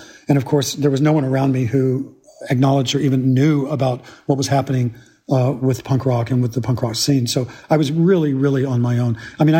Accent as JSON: {"language": "English", "region": "Georgia", "country": "United States", "accent": "South Georgia", "said": "I was teased mercilessly for my accent, which was at the time a South Georgia accent run through."}